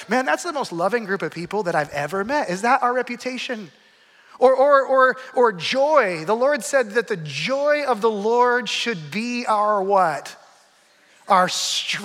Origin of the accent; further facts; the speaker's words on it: Arizona, United States; also born or lived in Flagstaff; I grew up in Arizona